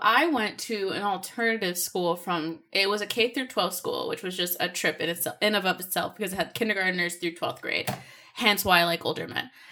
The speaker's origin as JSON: {"language": "English", "town": "Seattle", "region": "Washington", "country": "United States", "said": "I'm originally from Seattle, Washington, and here we are in Seattle, Washington"}